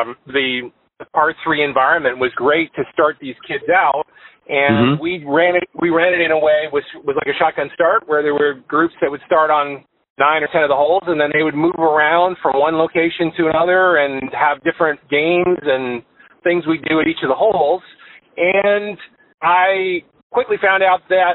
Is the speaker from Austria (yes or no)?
no; Canada; moved away as an adult; now in Florida, United States; I'm Canadian, and I came to South Florida originally to pursue some golf myself